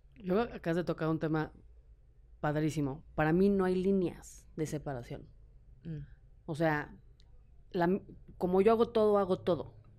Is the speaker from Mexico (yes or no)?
yes; Mexico; En México